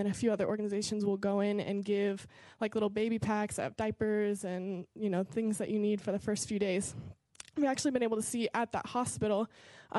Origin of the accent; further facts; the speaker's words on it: Lafayette, Indiana, United States; moved away as an adult; now in Johannesburg, South Africa; I grew up here in Lafayette, and I grew up going to Victory ever since I was a baby.